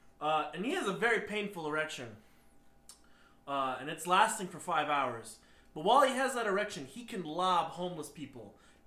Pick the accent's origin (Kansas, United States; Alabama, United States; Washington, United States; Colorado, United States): Alabama, United States; my hometown in Alabama.